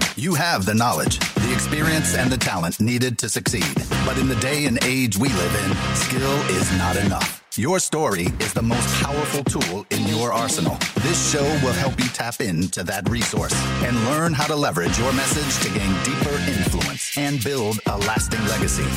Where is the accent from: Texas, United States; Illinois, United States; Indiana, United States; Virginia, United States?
Illinois, United States; I grew up in Illinois